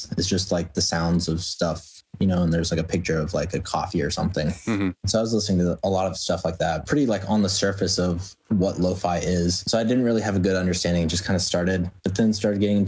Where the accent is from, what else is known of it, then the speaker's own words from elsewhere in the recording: Columbus, Ohio, United States; also born or lived in Seattle; I grew up in Columbus, then I moved to Seattle, met Mochi, and then we kind of moved back